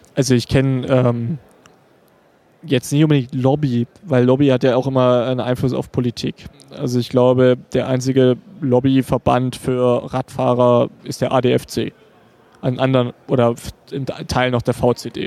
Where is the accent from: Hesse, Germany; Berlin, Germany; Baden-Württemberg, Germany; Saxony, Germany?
Saxony, Germany; Dresden; ich komme aus Dresden